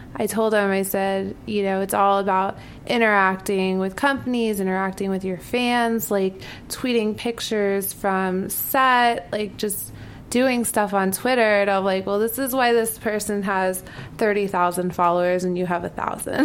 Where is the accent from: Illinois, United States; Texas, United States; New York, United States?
New York, United States; also born or lived in Florida; I'm from New York. Yeah. I was like born and raised in New York.